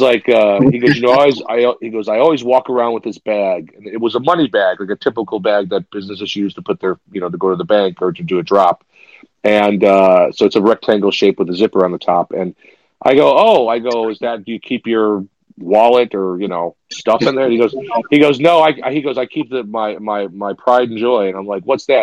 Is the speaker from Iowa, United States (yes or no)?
no; Chicago, Illinois, United States; moved away as an adult; now in New York, United States; I'm born and raised in Chicago